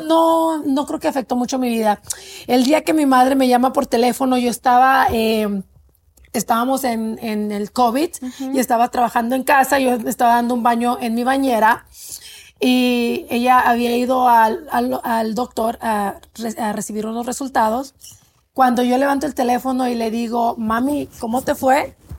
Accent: Mexico; moved away; soy inmigrante, soy mexicana

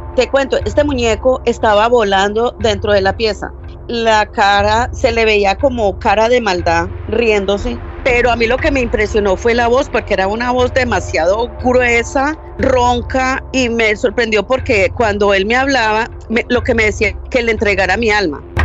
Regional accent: Medellín, Antioquia, Colombia; now in Florida, United States; yo nací en Medellín

